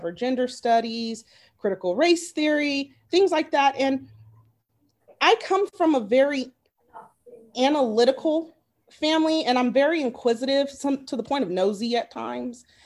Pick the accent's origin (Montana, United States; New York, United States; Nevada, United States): Nevada, United States; Las Vegas; also born or lived in Arizona; now in North Carolina, United States; I'm from Vegas, graduated from University of Arizona.